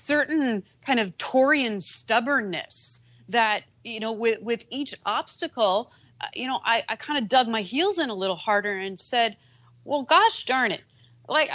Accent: New Jersey, United States; I'm a girl from Jersey

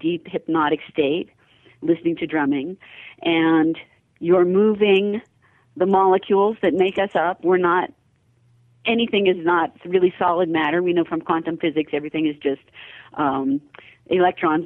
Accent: Los Angeles, California, United States; moved away; I'm originally from Los Angeles. I lived there most of my life

